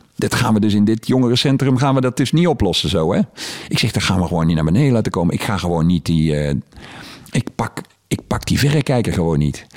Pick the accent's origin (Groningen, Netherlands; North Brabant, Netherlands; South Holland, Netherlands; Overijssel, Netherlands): North Brabant, Netherlands; Heeswijk; ik kom hier uit Heeswijk.